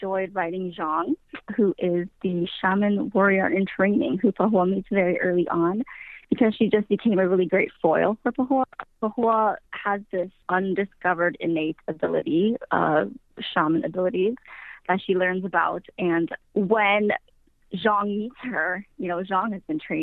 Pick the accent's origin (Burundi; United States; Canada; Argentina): United States; Wisconsin; I am from Wisconsin